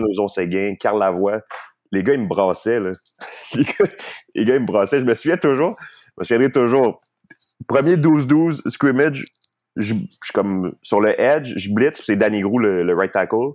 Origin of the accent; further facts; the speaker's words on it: Laval, Quebec, Canada; also born or lived in Kent; je viens de Montréal, Laval